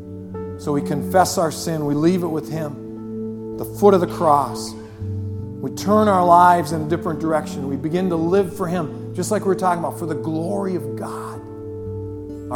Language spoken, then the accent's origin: English; Superior, United States; this is my hometown. They didn't ship me in from Toledo. I grew up here in Superior